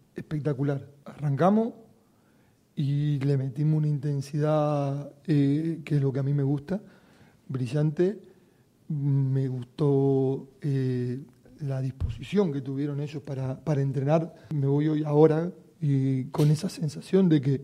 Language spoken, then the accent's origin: Spanish; Málaga, Andalusia, Spain; somos nosotros los malagueños